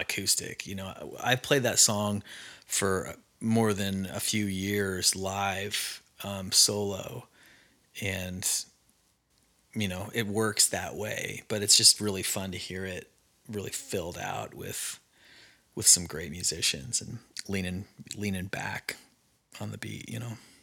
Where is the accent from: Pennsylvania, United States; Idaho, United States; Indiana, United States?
Idaho, United States; now in Nashville, United States; I grew up in Mormon country, Idaho